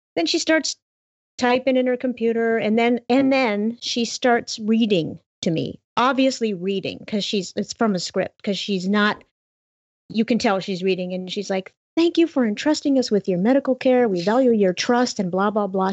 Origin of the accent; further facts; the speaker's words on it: Montana, United States; my entire state, my home state